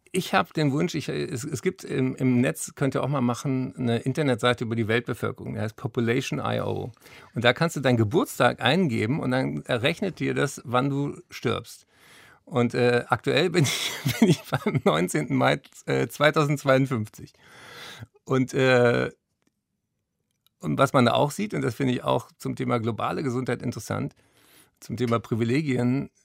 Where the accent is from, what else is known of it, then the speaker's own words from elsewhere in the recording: Berlin, Germany; ich bin ja hier in Berlin zur Schule gegangen